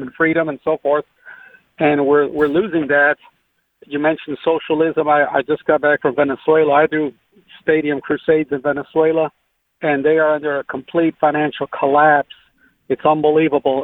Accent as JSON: {"language": "English", "town": "Rockford", "region": "Illinois", "country": "United States", "tie": "born or raised there", "said": "I'm from Rockford, Illinois"}